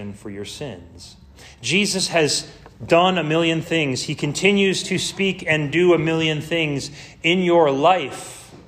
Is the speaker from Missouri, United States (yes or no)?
yes; Missouri, United States; I'm from Missouri in some aspect. Our motto is the show me state